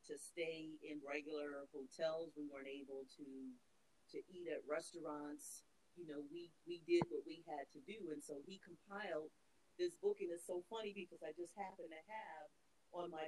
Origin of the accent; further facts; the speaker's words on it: Cuthbert, Georgia, United States; born there; born in Georgia, in Cuthbert, Georgia, the same little town that my mother and father were both born in.